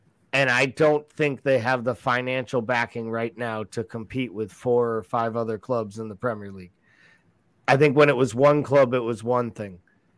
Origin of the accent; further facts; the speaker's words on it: New England, United States; I'm from New England. I'm a kid that grew up here waiting for the Red Sox to win the World Series.